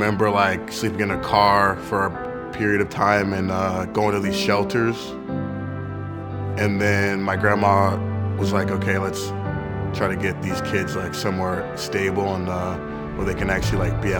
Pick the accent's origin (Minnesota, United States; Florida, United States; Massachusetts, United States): Florida, United States; Jacksonville; I'm from Jacksonville, Florida